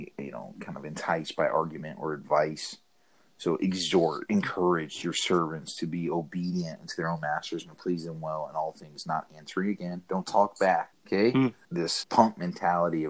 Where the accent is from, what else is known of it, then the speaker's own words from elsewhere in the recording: Arkansas, United States; I grew up in Arkansas